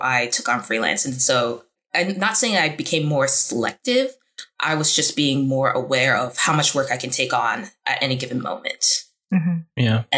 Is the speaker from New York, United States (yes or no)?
yes; New York, United States; moved away as an adult; now in Burbank, United States; I'm coming from New York, born and raised